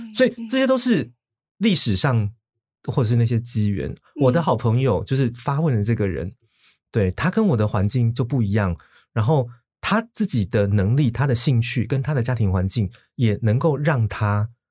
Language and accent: Chinese; Taipei, Taiwan; also born or lived in Xinzhuang, New Taipei; 我身在台北县新庄嗯。，然后呢，我，我在我八岁小学二年级那一年，我们全家搬到台北市嗯。所以简单地说，我都是在广义的大台北这个嗯。区域